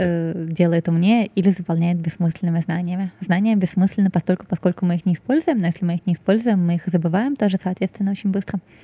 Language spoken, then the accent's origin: Russian; Saint Petersburg, Russia; moved away as an adult; now in Moscow, Russia; я вот выросла в Петербурге